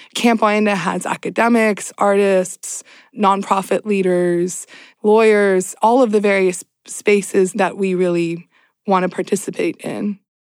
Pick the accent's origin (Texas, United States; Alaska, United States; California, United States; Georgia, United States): California, United States; Southern; also born or lived in Iran / the South; I grew up in Southern California